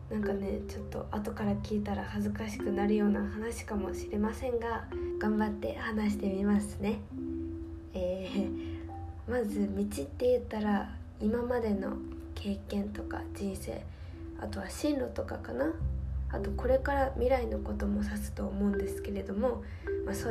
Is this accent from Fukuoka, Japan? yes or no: yes; Kurume, Fukuoka, Japan; moved away as an adult; also born or lived in Kyoto; 高校を卒業して私は地元の福岡県久留米市から京都にある池坊短期大学っていうねお花を学べる学校に進学しました